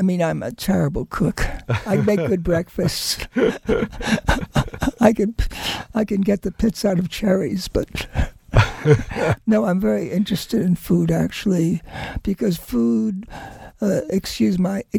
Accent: New York, United States; also born or lived in Maine / Mexico; I grew up in New York without nature, except for Central Park and Riverside Drive Park.

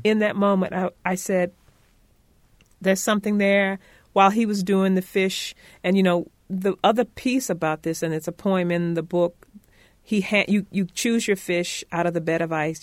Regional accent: Conway, South Carolina, United States; I was born in Conway, South Carolina, half a mile from the Atlantic Ocean

